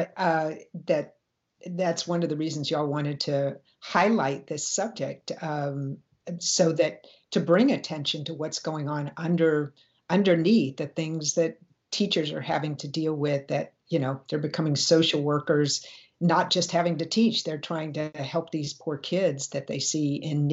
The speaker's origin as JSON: {"language": "English", "region": "Virginia", "country": "United States", "said": "I was from Virginia"}